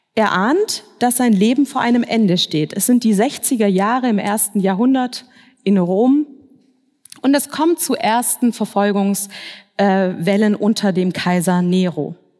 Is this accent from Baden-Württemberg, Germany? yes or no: yes; Swabia, Baden-Württemberg, Germany; moved away as an adult; now in Frankfurt, Germany; Ich bin aber eigentlich im Schwabenland aufgewachsen, in einer schwäbischen Kleinstadt